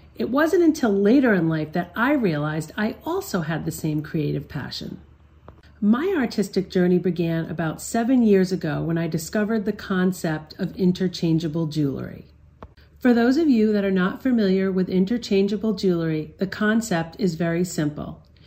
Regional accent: Barrington, Rhode Island, United States; I grew up in Barrington, Rhode Island, with my parents and four siblings

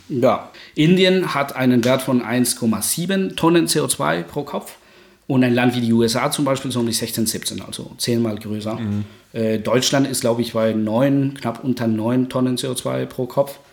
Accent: Guatemala; German is a second language; now in Germany; ich komme aus Guatemala, das ist ja Mittelamerika.

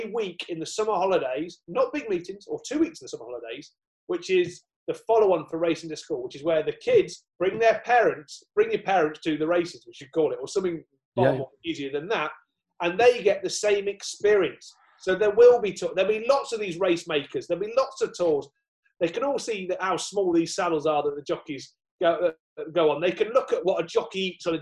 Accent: Southwell, East Midlands, United Kingdom; where I was brought up near Southwell.

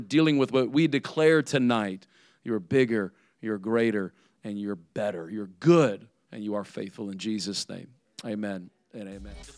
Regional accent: Indiana, United States; now in South Florida, United States; I'm from Indiana. I'm from the north.

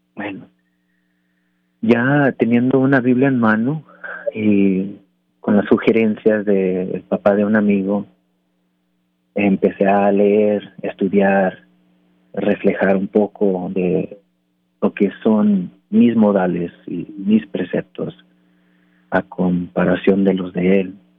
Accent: Anaheim, California, United States; also born or lived in Mexico; A los cinco, o seis años de edad eh, estaba yo construyendo piscinas en Anaheim, California

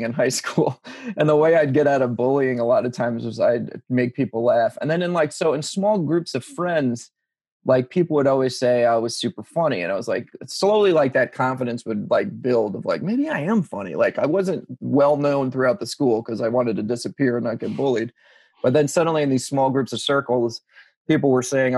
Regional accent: Long Island, New York, United States; moved away as an adult; also born or lived in Ohio; growing up on Long Island in the 90s

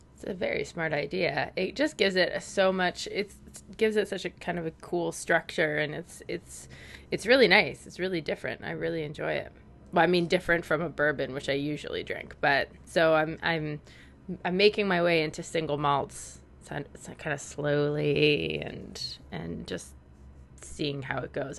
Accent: Canada; accent: Canadian; my awkward Canadian accent.

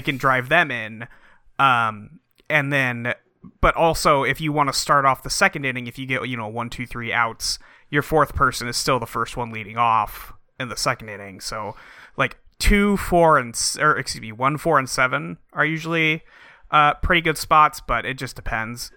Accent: San Francisco, California, United States; now in Seattle, United States; My favorite team was the San Francisco Giants when I was a kid, where I grew up in San Francisco.

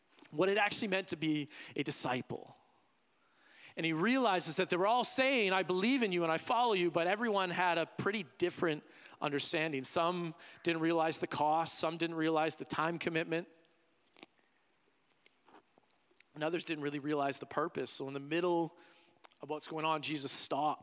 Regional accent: Canada; also born or lived in United States; as a Canadian

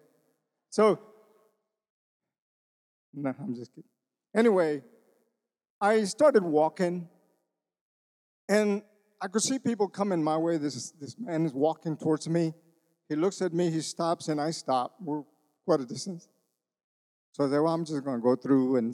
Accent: Texas, United States; accent: Tex-Mex; moved away; I grew up in Texas

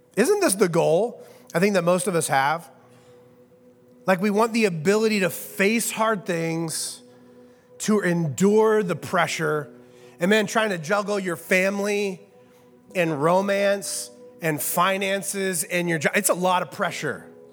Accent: Midwest, United States; I am from the Midwest

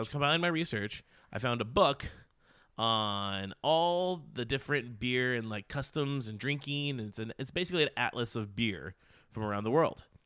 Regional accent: United States; accent: American; my American accent

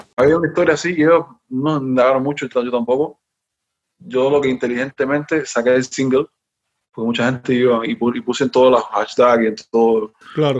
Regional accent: Havana, Cuba; moved away; Yo soy de La Habana, yo soy de La Habana, yo, yo no, bueno, yo nací, toda mi familia es ahí de, de ahí

